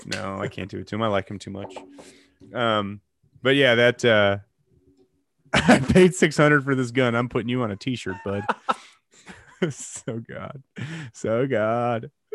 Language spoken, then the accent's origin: English; Chicago, Illinois, United States; moved away; I'm from the Chicagoland area originally